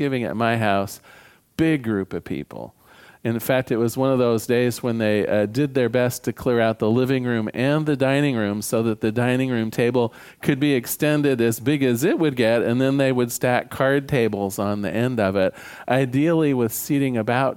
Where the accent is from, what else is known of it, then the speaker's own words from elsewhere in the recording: Newport, Oregon, United States; now in Portland, United States; I was born in Newport, Oregon.